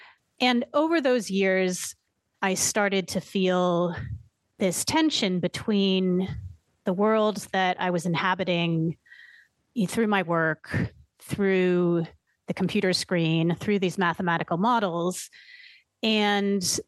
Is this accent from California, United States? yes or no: yes; Berkeley, California, United States; moved away as an adult; also born or lived in San Francisco / East Coast; I grew up in the Bay Area, in Berkeley and San Francisco